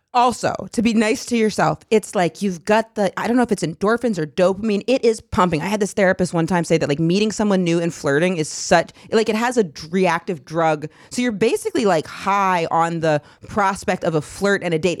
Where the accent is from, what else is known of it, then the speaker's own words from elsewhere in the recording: Maine, United States; moved away; I was from Maine.